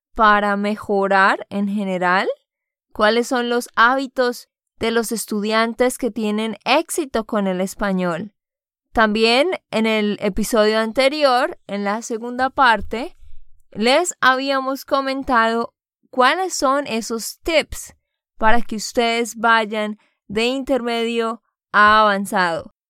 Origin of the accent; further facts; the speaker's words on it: Santander, Colombia; de Santander, Colombia